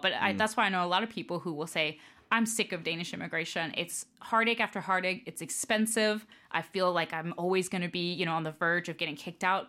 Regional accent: Tampa, Florida, United States; moved away as an adult; now in Denmark; family's from New York, but I grew up uh, in Florida, in Tampa

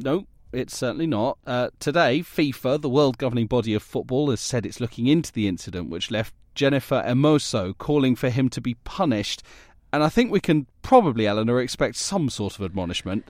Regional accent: United Kingdom; as a Brit

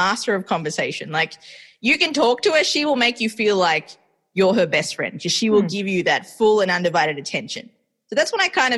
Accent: Melbourne, Victoria, Australia; also born or lived in Sri Lanka; now in New York, United States; I am raised in Australia, but I was born in Sri Lanka and I currently live in New York

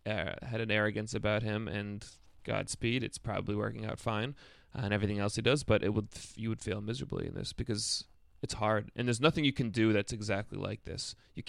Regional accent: New York, United States; I grew up upstate. I grew up outside of Albany.

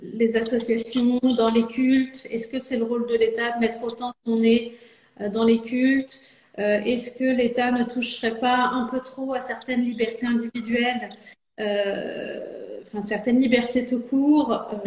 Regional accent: Saint-Ouen-l'Aumône, Île-de-France, France; j'ai grandi dans le Val d'Oise. Euh, à Saint-Ouen-l'Aumône, donc pas très loin de là où je suis élue aujourd'hui

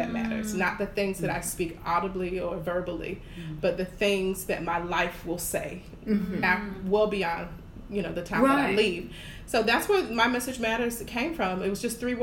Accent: Jacksonville, Florida, United States; moved away as an adult; now in Houston, United States; I'm from Jacksonville, Florida, born and raised, and I moved to Houston in 2016

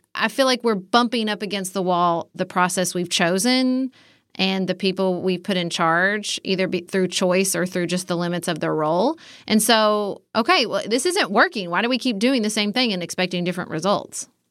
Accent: United States; my fellow Americans

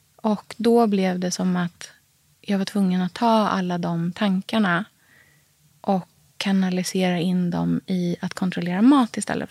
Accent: Norrköping, Östergötland, Sweden; det livet som jag hade hemma i Norrköping

